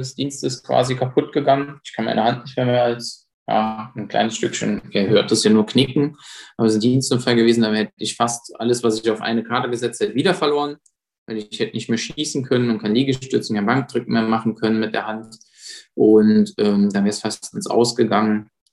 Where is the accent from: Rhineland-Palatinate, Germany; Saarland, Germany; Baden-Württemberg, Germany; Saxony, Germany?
Saarland, Germany; Saarbrücken; moved away as an adult; now in Berlin, Germany; ich komme aus dem Saarland